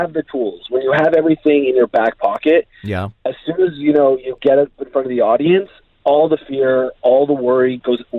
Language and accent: English; Canada; moved away as an adult; now in Dubai, United Arab Emirates; growing up in Canada